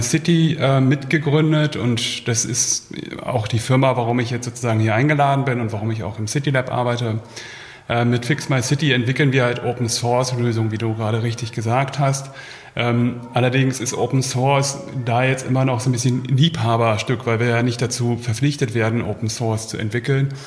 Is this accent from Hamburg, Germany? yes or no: yes; Hamburg, Germany; moved away as an adult; now in Berlin, Germany; ich komme ursprünglich auch aus Hamburg, äh, lebe aber seit 2005 hier in Berlin